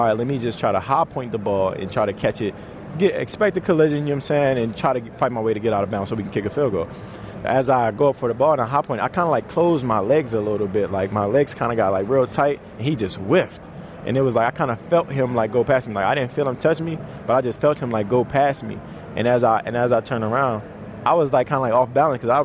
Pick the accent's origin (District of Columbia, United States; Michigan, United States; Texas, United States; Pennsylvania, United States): District of Columbia, United States; Washington; moved away; I love going back home to D.C. and play. I literally love going back home to D.C. That's one of my favorite places to play. You know, my hometown, they didn't really even give me a shot